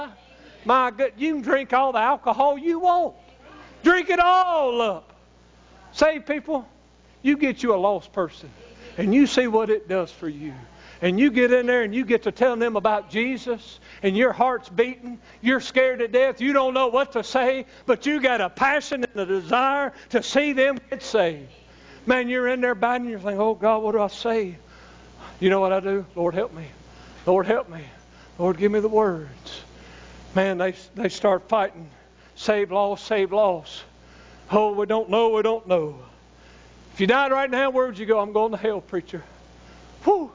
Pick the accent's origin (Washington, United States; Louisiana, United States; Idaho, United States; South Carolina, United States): Louisiana, United States; I'm from Louisiana